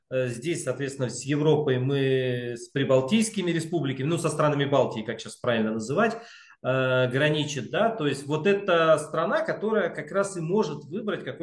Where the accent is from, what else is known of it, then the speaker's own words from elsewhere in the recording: Saint Petersburg, Russia; Ну, как петербуржец еще можно прибавлю, и примкнувший к ним Санкт-Петербург.